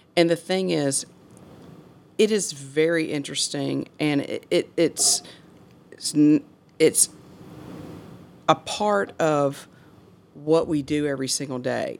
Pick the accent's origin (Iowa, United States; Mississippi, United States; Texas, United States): Mississippi, United States; Hernando; I'm from Old Hernando. And when I say I'm from Old Hernando, like I said, my parents moved to Hernando when I was seven weeks old.